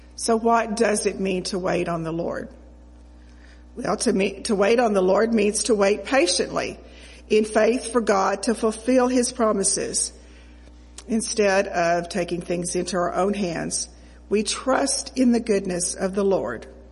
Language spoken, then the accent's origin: English; Oklahoma, United States; I grew up in Oklahoma